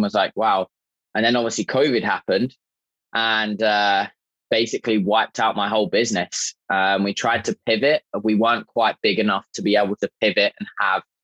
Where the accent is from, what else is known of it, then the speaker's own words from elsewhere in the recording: just south of London, South East England, United Kingdom; moved away as an adult; now in Niagara Falls, Canada; Originally, I was born in England, just south of London. And I moved over to Canada about 5 years ago